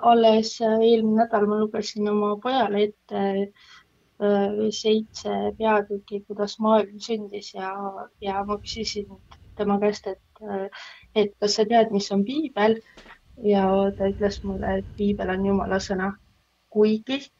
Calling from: Tartu, Tartu County, Estonia

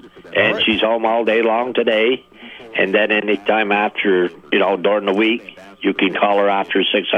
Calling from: Highgate, Vermont, United States; I'm calling from Highgate.

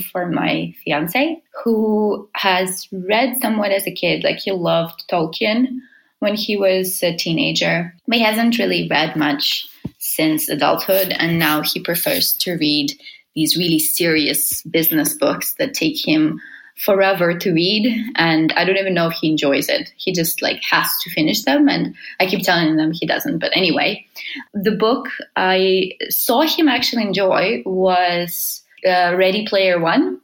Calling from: Helsinki, Uusimaa, Finland; I'm calling from Helsinki, Finland.

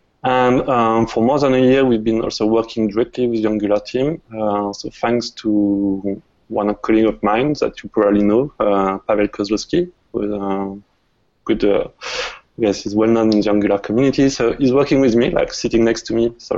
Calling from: France; English is a second language; I'm calling from France, so I hope you'll get used to my accent.

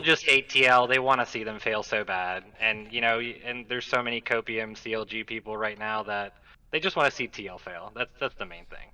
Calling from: Alabama, United States; I am calling from Alabama

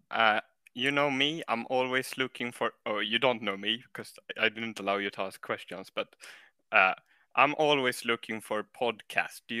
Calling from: Sweden; English is a second language; Uh, Sweden.

